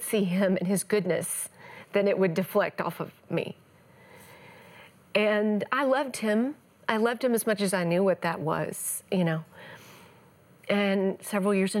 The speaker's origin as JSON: {"language": "English", "region": "East Texas", "country": "United States", "tie": "born or raised there"}